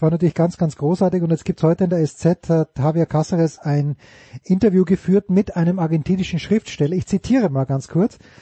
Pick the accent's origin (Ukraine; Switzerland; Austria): Austria